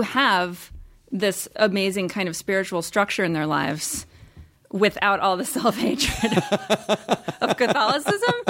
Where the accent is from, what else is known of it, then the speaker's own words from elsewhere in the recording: Midwest, United States; moved away; I grew up in the Midwest